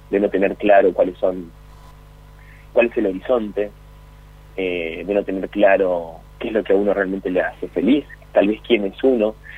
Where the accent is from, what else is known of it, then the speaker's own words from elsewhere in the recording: Argentina; Yo soy, bueno, argentino, vivo en esta, en esta sociedad maravillosa